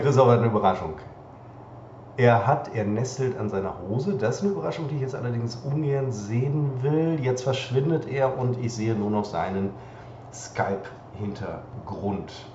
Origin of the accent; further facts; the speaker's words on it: Münster, North Rhine-Westphalia, Germany; moved away; als wir vor ähm, vier, vier Jahren, Wahnsinn, zurück nach Münster, wirklich ja, zurück nach Münster kamen